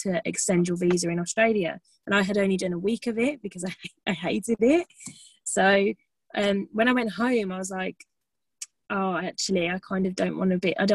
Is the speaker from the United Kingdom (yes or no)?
yes; Birmingham, West Midlands, United Kingdom; moved away as an adult; I'm from the UK, I'm from Birmingham, if you can't tell from my lovely accent